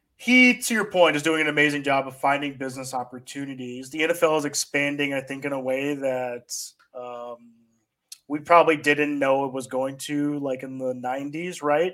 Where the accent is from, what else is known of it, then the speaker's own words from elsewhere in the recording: Atlanta, Georgia, United States; the Michael Vick experience that we obviously had growing up in Atlanta